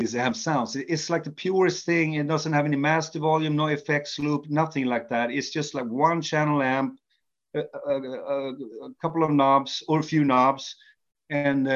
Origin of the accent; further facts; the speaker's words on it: Sweden; also born or lived in Norway; even though I was born in Norway, but I came to Sweden when I was 2 years old, so I'm considered more, you know, Swedish